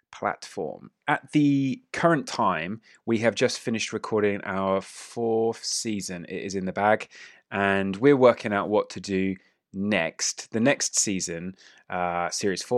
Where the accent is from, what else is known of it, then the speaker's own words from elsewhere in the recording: England, United Kingdom; We are five boys from Britain, specifically England